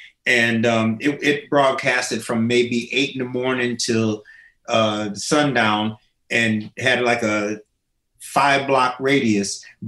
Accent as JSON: {"language": "English", "town": "Springfield", "region": "Illinois", "country": "United States", "tie": "born there", "said": "So I was born in Springfield, Illinois."}